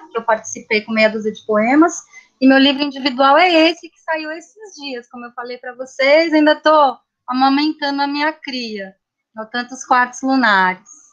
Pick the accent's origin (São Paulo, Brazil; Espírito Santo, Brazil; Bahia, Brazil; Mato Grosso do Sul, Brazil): São Paulo, Brazil; moved away as an adult; also born or lived in Minas Gerais; eu sou de São Paulo, sou nascida na capital